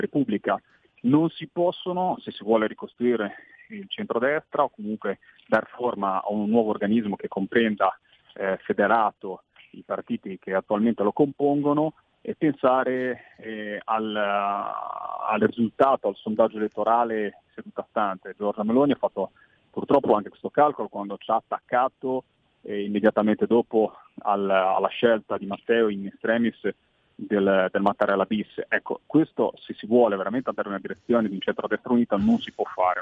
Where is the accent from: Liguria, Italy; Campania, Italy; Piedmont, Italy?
Liguria, Italy; io lo parlo da Ligure